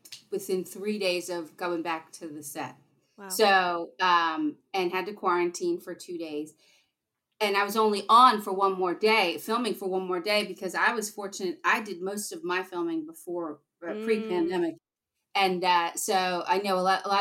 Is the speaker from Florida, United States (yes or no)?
no; Valley Forge, Pennsylvania, United States; also born or lived in New York City; I'm originally from this area. I grew up in Valley Forge.